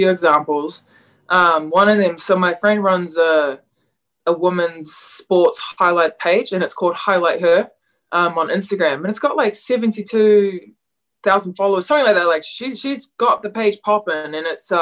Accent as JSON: {"language": "English", "country": "New Zealand", "said": "pretty proud of being a New Zealander"}